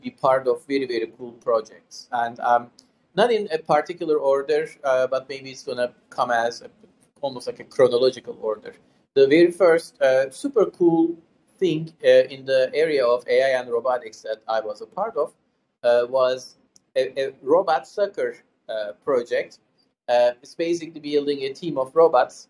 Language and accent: English; Istanbul, Turkey; moved away as an adult; now in Pittsburgh, United States; I was born and raised in Istanbul, Turkey, and I lived there for the first three quarters of my life so far